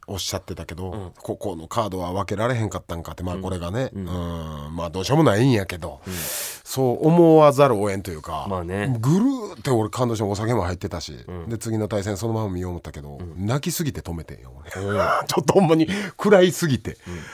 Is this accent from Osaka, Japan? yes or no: yes; Osaka, Japan; 僕ら大阪出身のもの